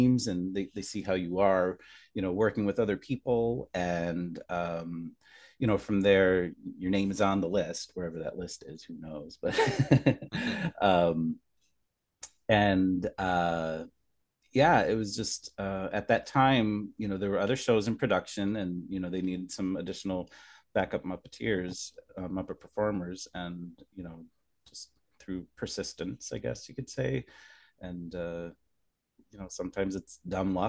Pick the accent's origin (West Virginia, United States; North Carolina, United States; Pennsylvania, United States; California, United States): Pennsylvania, United States; Scranton; moved away as an adult; now in New York, United States; so I grew up in Scranton, Pennsylvania